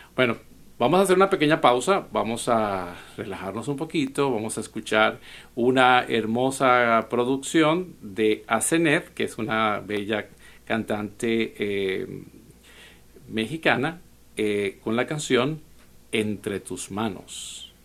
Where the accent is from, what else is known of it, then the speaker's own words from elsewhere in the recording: Venezuela; now in United States; un dicho venezolano de donde soy